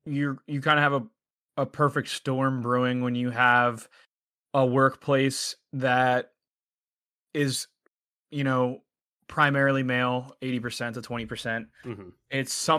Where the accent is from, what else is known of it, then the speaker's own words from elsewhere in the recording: Pittsburgh, Pennsylvania, United States; growing up in Pittsburgh, we're a Midwest city, but a lot of the sense of humor and interactions are a lot more Northeast city way.